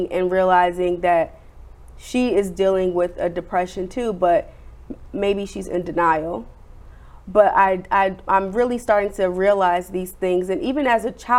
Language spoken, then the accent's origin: English; New Jersey, United States; moved away; I'm originally from New Jersey